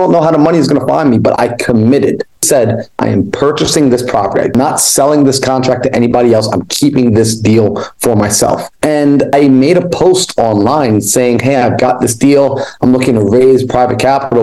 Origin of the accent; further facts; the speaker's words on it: New York, United States; moved away as an adult; now in Arizona, United States; I was born and raised in New York